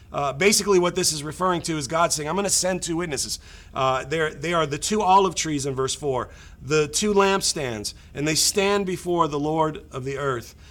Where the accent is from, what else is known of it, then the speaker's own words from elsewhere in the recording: United States; growing up in America